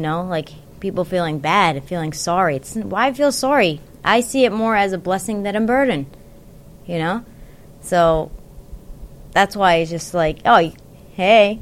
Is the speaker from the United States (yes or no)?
no; Yemen; I'm from Yemen